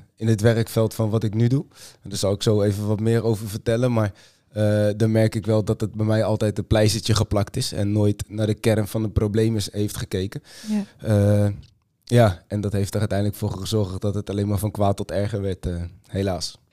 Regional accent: Utrecht, Netherlands; ik kom uit Utrecht

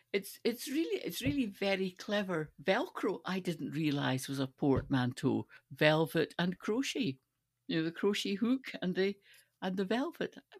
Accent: Stirling, Scotland, United Kingdom; I grew up in Stirling

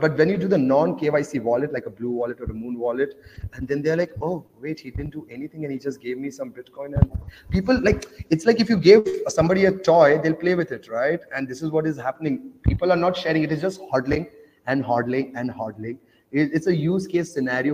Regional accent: Oman; also born or lived in India; I grew up in Oman, though. Uh, that's next to Dubai, so I grew up in a Muslim country

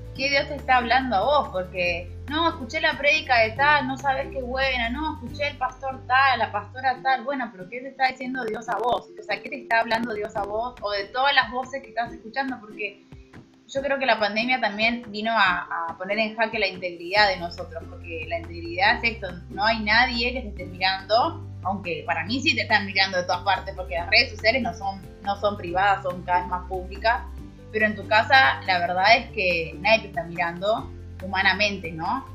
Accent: Neuquén, Argentina; vine sola de Neuquén.

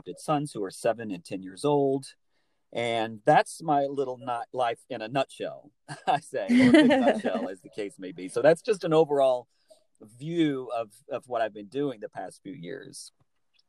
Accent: Alabama, United States; moved away as an adult; also born or lived in New York City; I'm from Alabama originally, born and raised in the South

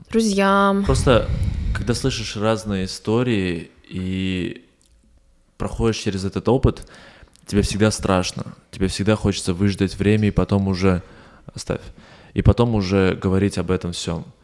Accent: Armenia; понимает, что мы армяне, и говорит, ну ладно, вам скидка

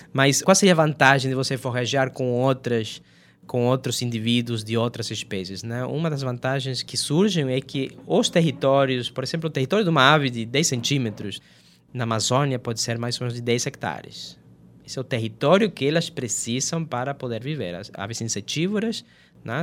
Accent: Argentina; Portuguese is a second language; moved away as an adult; also born or lived in Brazil; eu sou da Argentina, apesar de toda essa educação toda que eu tive no, no Brasil

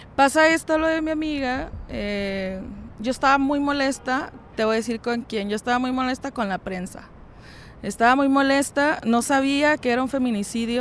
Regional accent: Francisco I. Madero, Coahuila, Mexico; de donde yo soy, de Francisco y Madero

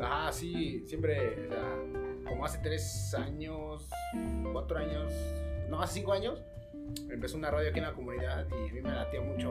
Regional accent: Puebla, Mexico; somos de Cuapa

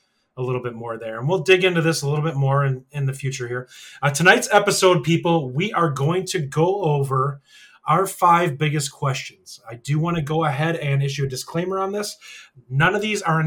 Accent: Wisconsin, United States; I'm from Wisconsin, all right? I have an accent.

